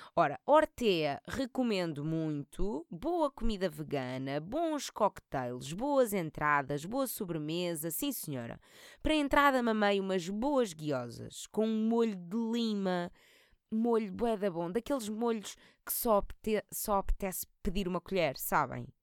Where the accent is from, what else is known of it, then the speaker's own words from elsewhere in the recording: Portugal; E somos tugas